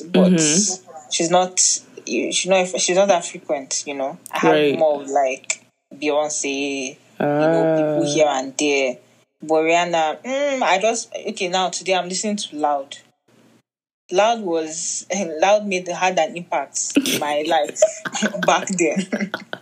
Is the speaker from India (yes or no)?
no; Nigeria; as a Nigerian